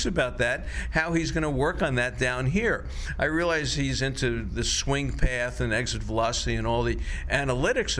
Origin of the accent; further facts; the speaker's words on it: Florida, United States; I grew up in Florida